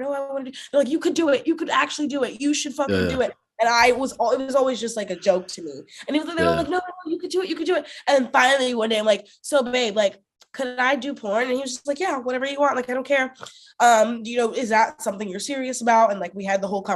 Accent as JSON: {"language": "English", "region": "the South", "country": "United States", "said": "I'm from the South"}